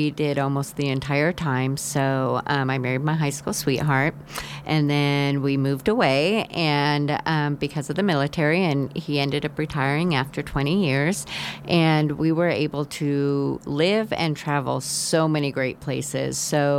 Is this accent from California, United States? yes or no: yes; California, United States; I was from Northern California, because it's much more northern and rural, but beautiful, beautiful land of the trees and rivers, and there's no cities. And so it was a very easygoing, simple childhood.